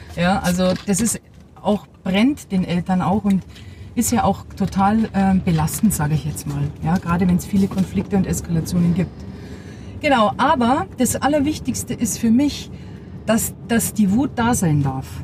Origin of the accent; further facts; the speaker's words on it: Bavaria, Germany; ich bin ja äh, bayerisches Mädchen, auch so erzogen